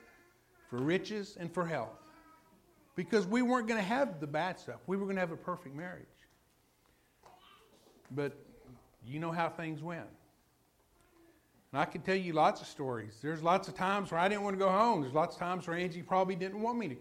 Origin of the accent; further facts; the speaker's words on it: Lubbock, Texas, United States; also born or lived in Houston area, Texas; I'm from Lubbock.